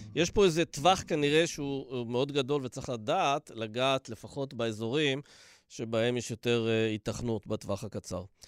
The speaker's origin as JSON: {"language": "Hebrew", "town": "Dimona", "region": "Southern District", "country": "Israel", "tie": "born or raised there", "said": "בילדותי, בדימונה"}